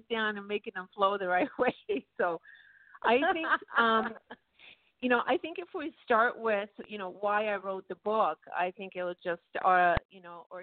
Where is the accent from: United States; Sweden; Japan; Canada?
Canada; Vancouver, British Columbia; now in Toronto, Canada; I actually grew up in Canada, Vancouver, Canada.